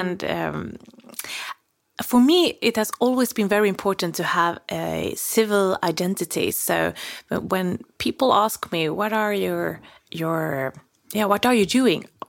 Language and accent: English; Gnosjö region, Småland, Jönköping County, Sweden; English is a second language; my hometown